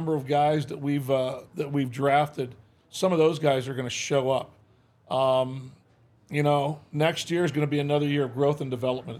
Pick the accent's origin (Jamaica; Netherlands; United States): United States; Michigan; moved away; I grew up in Michigan, grew up a Tiger fan.